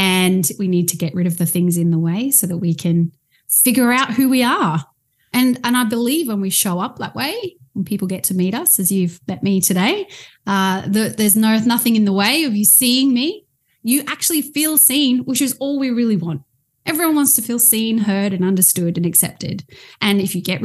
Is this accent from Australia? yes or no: yes; Australia; I am from Australia. I actually live on the Gold Coast